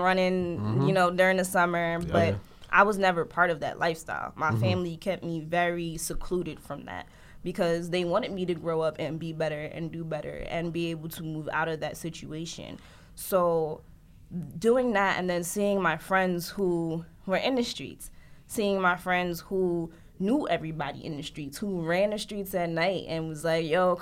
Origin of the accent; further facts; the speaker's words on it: Paterson, New Jersey, United States; I grew up in Patterson